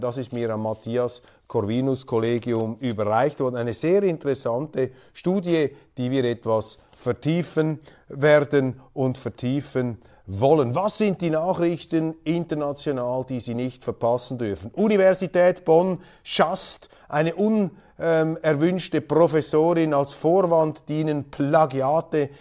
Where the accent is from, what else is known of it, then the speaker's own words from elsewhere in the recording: Switzerland; Als Schweizer